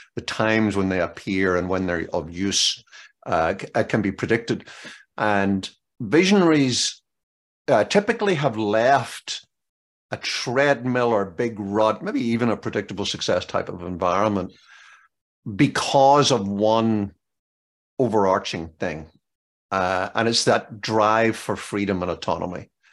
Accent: Northern Ireland, United Kingdom; now in Maryland, United States; growing up in Northern Ireland

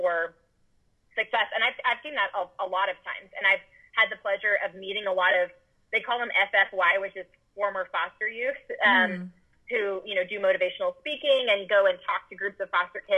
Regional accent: Austin, Texas, United States; also born or lived in Dallas; I moved back from Dallas to Austin, which is my hometown, My parents live here

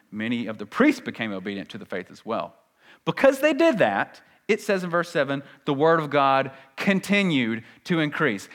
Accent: United States; We're very American

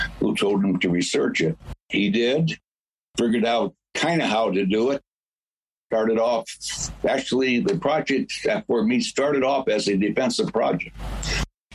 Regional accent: Santa Monica, California, United States; now in Wisconsin, United States; I was born in Santa Monica, California, before the war, World War II.

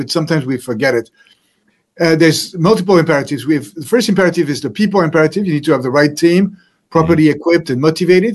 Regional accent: France; moved away; So I was born in France, century, and I grew up in a happy family. I had three brothers, studied in France

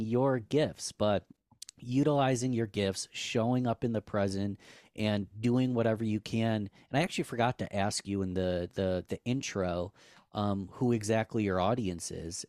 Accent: Rochester, New York, United States; I'm born and raised in Rochester, New York.

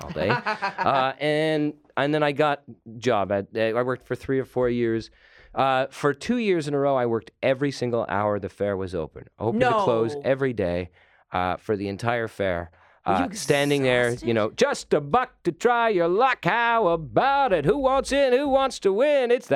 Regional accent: Toronto, Ontario, Canada; I grew up in Toronto

